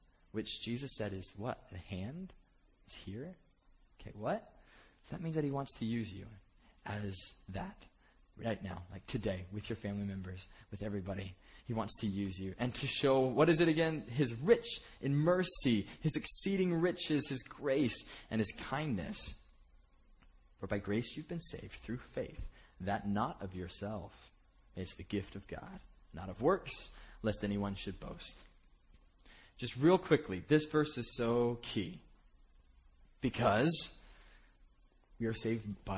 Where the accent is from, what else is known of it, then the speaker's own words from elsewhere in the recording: Bakersfield, California, United States; moved away; I was from Bakersfield growing up, which it's about as it sounds.